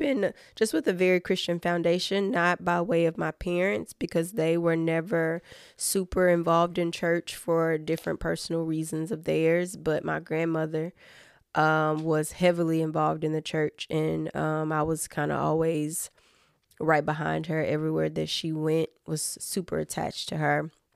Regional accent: Fayette County, Tennessee, United States; I am originally from Fayette County, Tennessee, so that's right outside of Memphis, Tennessee

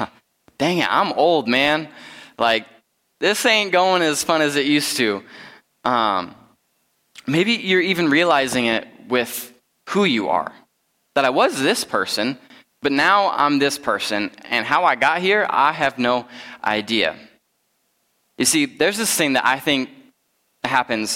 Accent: Rapid City, South Dakota, United States; moved away; I'm originally from the Black Hills. I grew up in Rapid City

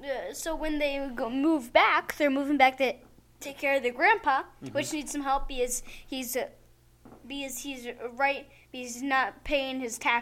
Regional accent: United States; I'm American, honestly.

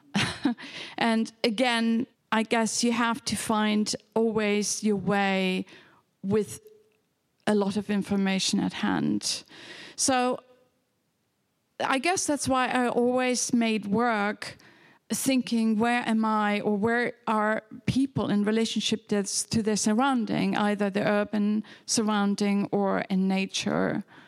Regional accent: Hamburg, Germany; English is a second language; moved away as an adult; also born or lived in England; now in New York, United States; I was born in near Hamburg on the River Elbe

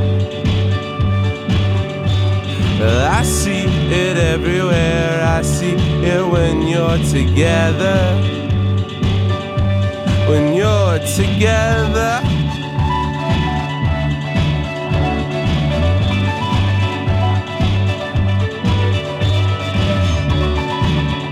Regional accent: Northwest Tennessee, United States; also born or lived in Bristol, Tennessee / Knoxville, Tennessee; now in Chattanooga, United States; I grew up in Northwest Tennessee

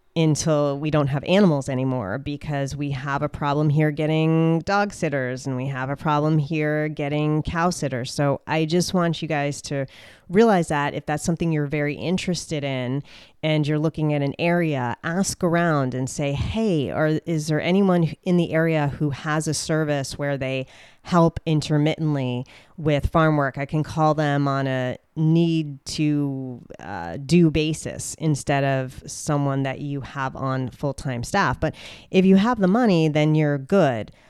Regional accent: New Jersey, United States; moved away; I'm from the Sopranos, Jersey Shore state of New Jersey, right next to New York. And I grew up in a suburban area

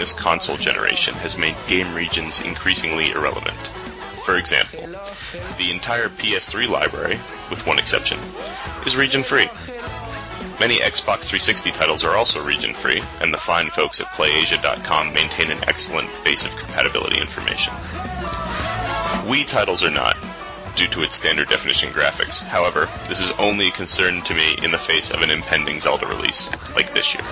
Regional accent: United States; moved away as an adult; now in Melbourne, Australia; my home country

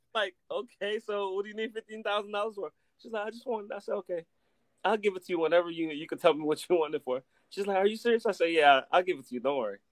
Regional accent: Compton, California, United States; moved away as an adult; also born or lived in Belize; now in Las Vegas, United States; I grew up in Compton, California

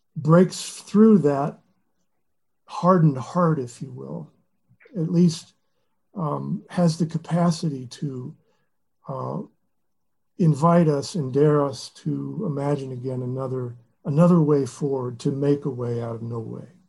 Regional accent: Lexington, Kentucky, United States; Lexington, about two and a half hours from the monastery, which is my hometown, Lexington.

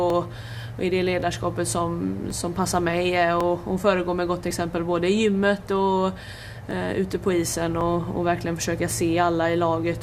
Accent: Hälsö, Västra Götaland, Sweden; jag kommer ju från eh, Hälsö och Öckerö kommun och Hälsö

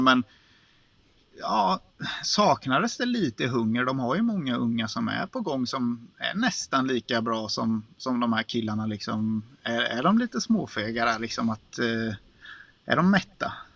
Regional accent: Småland, Sweden; accent: Småländska; som smålänning

